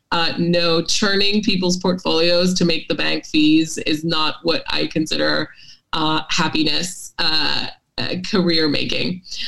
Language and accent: English; Hong Kong; also born or lived in Singapore; maybe it was growing up in Hong Kong and Singapore, you know, two hugely finance-centered cities.